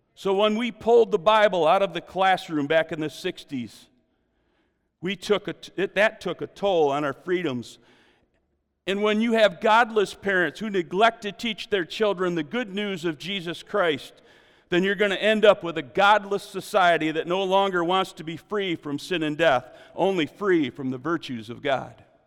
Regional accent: United States; As an American

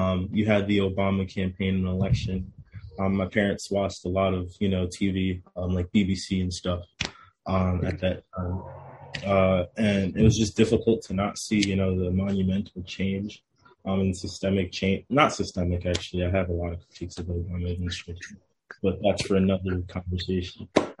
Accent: New Haven, Connecticut, United States; also born or lived in Bronx, New York; So I was born in the Bronx. So I spent probably like the first 4 or 5-ish years of my life in the Bronx. Then I moved to New Haven for about a year

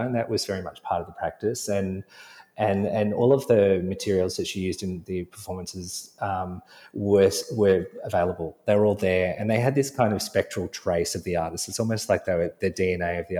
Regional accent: Sydney, New South Wales, Australia; we were of the same generation growing up in Sydney

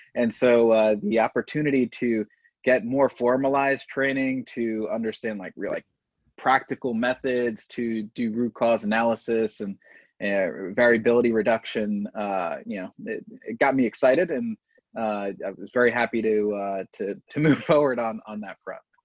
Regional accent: Delaware, United States; I'm from Delaware, yeah. uh, but no, the state.

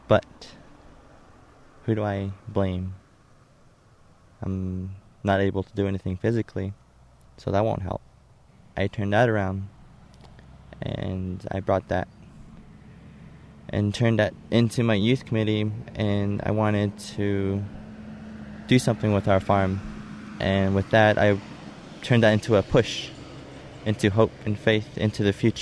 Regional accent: Shiprock, New Mexico, United States; I was born and raised here in Shiprock

